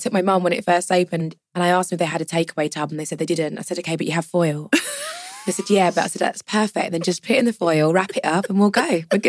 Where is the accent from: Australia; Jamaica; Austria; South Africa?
Jamaica; So I'm Jamaican, so family events always go with Tupperware because there's always food left over.